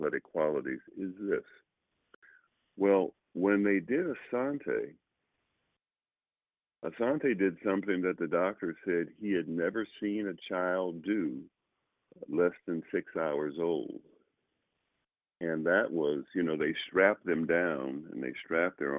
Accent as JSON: {"language": "English", "town": "Oakland", "region": "California", "country": "United States", "tie": "born or raised there", "also_born_or_lived": "Los Angeles, California / Sacramento, California", "said": "I grew up in Oakland."}